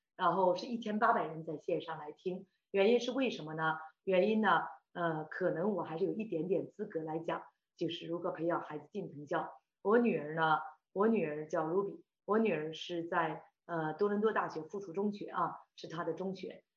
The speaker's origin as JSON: {"language": "Chinese", "region": "Shandong", "country": "China", "moved": "as an adult", "lives_now": "Toronto, Canada", "said": "我是山东人啊"}